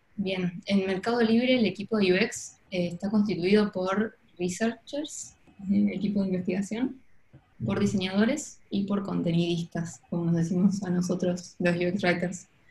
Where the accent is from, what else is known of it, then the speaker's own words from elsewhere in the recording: Ushuaia, Tierra del Fuego, Argentina; moved away as an adult; also born or lived in Buenos Aires / southern Argentina / Barcelona; terminamos viviendo en Ushuaia y Viví en Ushuaia hasta mis 18 años que terminé el colegio